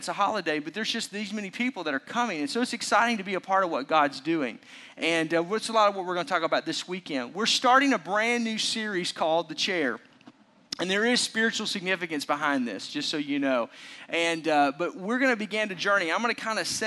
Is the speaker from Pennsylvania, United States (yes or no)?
no; Arkansas, United States; also born or lived in Oklahoma; now in Milwaukee, United States; Growing up in Arkansas, we were huge college sports, but not professional sports